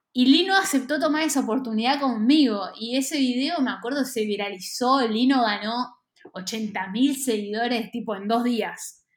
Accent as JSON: {"language": "Spanish", "town": "Bragado", "region": "Buenos Aires Province", "country": "Argentina", "tie": "born or raised there", "said": "En el maternal suizo, acá en Capital Federal. Eh, y me mudé a Bragado cuando tenía tres"}